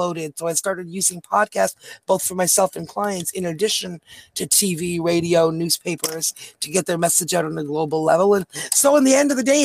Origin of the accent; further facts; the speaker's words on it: Canada; We're from Canada. So we're over the border